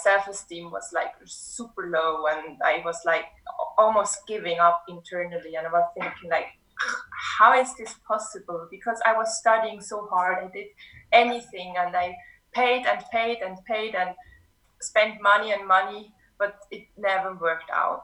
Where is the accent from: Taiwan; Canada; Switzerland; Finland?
Switzerland; moved away as an adult; also born or lived in Martinique; now in Cape Town, South Africa; I grew up in Switzerland.